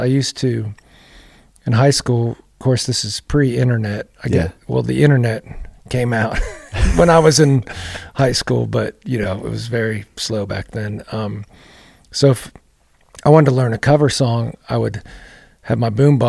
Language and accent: English; Grove City, Pennsylvania, United States; moved away as an adult; also born or lived in Conneaut Lake, Pennsylvania / Hartstown, Pennsylvania; now in Nashville, United States; It's northwestern Pennsylvania. There's a couple different towns, but they're close to each other. One's called Conneaut Lake, Pennsylvania.